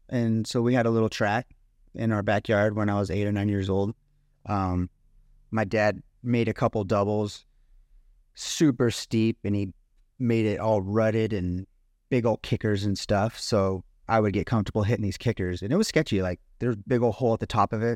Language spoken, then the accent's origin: English; Ramona, California, United States; born or raised there; also born or lived in Poway, California / Alpine, California